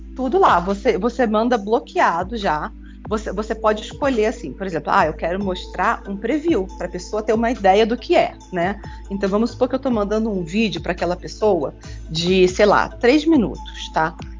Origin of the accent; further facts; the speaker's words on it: Rio de Janeiro, Brazil; eu sou mãe, sou escritora, sou carioca